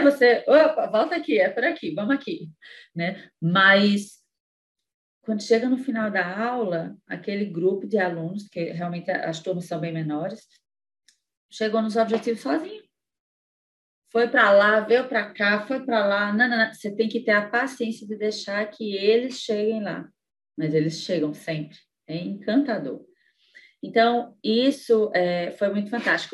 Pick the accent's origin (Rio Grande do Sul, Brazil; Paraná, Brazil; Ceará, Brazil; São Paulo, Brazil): Ceará, Brazil; Sobral; first language English; Portuguese is a second language; moved away as an adult; also born or lived in Fortaleza; Eu, eu sendo uma sobralense, eu ia voltar para minha cidade natal